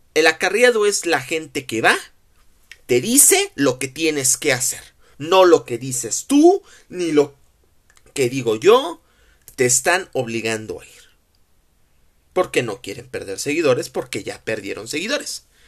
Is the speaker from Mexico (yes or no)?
yes; Mexico; como mexicanos, festejamos el Guadalupe Reyes